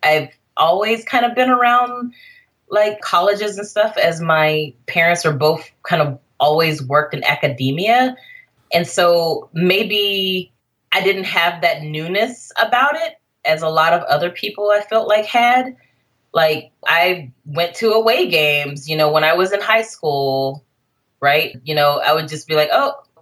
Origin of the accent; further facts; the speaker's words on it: Jackson, Mississippi, United States; now in Bay Area, United States; I'm still in my hometown